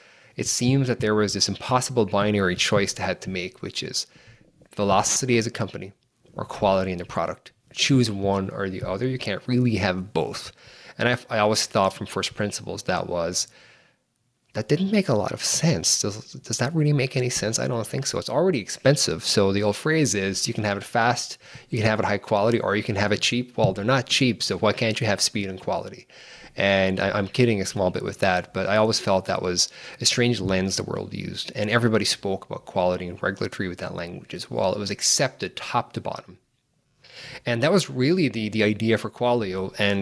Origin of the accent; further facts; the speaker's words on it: Ireland; moved away as an adult; now in San Francisco Bay Area, United States; I'm from Ireland, live here in the Bay Area, in San Francisco Bay Area right now